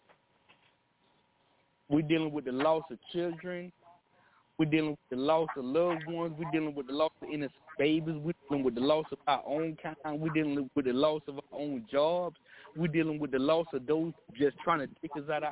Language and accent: English; Texas, United States; I'm from Texas.